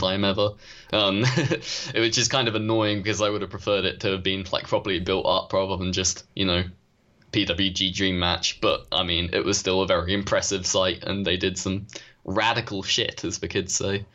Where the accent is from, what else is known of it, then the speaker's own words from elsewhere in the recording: United Kingdom; we are British